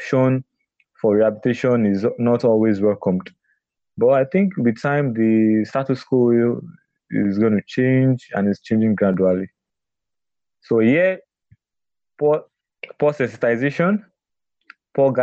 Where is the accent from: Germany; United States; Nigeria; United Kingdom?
Nigeria; I'm a Nigerian